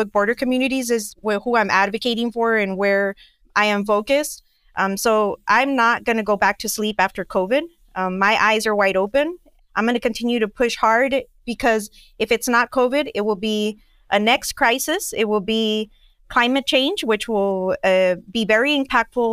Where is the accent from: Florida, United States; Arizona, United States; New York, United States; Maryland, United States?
Arizona, United States; Nogales; moved away as an adult; also born or lived in Tucson, Arizona; My entrepreneurial background is not in Nogales